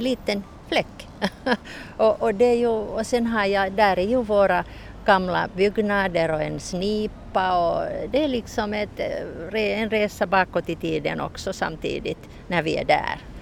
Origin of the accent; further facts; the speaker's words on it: Turku area, Southwest Finland, Finland; also born or lived in Helsinki; now in Mariehamn, Finland; egentligen kommer jag från Åbo-trakten